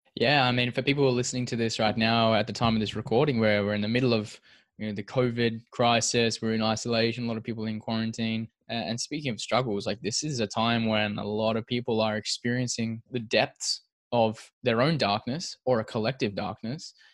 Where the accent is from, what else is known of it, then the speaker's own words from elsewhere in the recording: Perth, Western Australia, Australia; we're both from Perth. We're both Perth locals